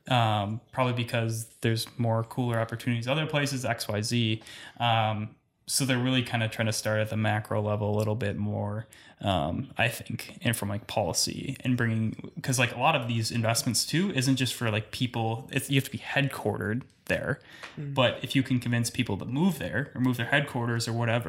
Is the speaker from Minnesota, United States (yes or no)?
yes; Minneapolis, Minnesota, United States; moved away as an adult; now in Fargo, United States; I grew up in Minneapolis, in a suburb